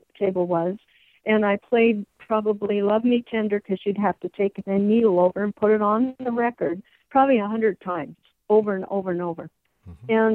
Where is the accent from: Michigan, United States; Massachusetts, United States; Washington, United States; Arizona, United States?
Washington, United States; Spokane; I was born in Spokane, and I've lived here my whole life